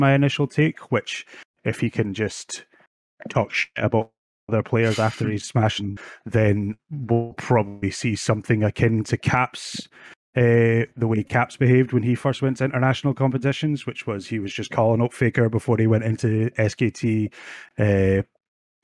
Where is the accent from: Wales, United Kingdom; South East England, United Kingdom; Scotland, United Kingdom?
Scotland, United Kingdom; Oban; now in Benderloch, United Kingdom; I'm born and raised in Oban. I just moved out here in the last year